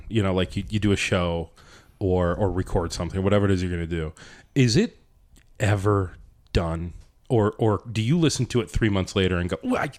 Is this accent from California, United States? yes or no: no; Ohio, United States; There's like an Ohio joke because I'm from Ohio.